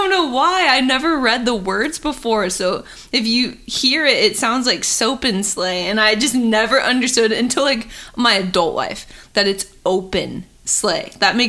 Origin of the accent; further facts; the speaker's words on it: Indiana, United States; now in California, United States; I actually flew to Indiana to do some photography. I shoot a lot of senior photos in my hometown.